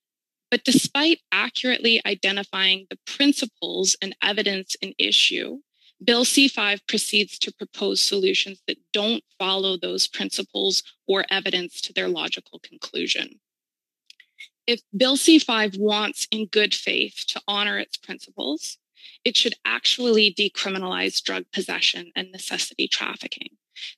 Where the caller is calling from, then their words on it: Vancouver, British Columbia, Canada; I'm joining you from Vancouver, BC, on the stolen lands of the Musqueam, Squamish, and Tsleil-Waututh Nations.